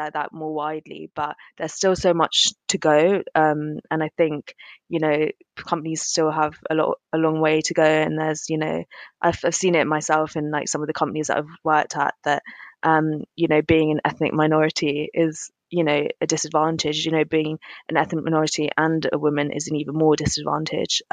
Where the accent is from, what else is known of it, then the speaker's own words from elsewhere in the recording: London, United Kingdom; I'm from South London. Both my parents are Indian